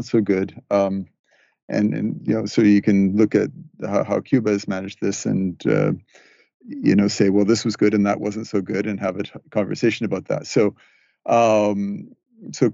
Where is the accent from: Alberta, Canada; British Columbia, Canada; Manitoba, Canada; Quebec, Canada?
British Columbia, Canada; moved away; I'm talking with you today from my hometown in British Columbia. I have come back here for a visit with family. I grew up here